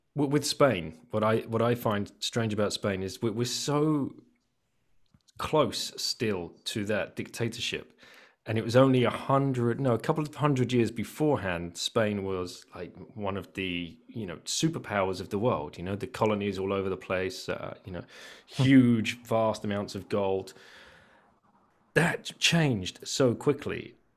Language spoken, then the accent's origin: English; England, United Kingdom; now in France; We are an English family living in France